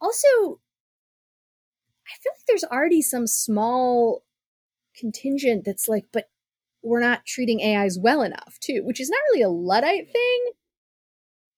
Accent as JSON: {"language": "English", "country": "United States", "said": "as an American"}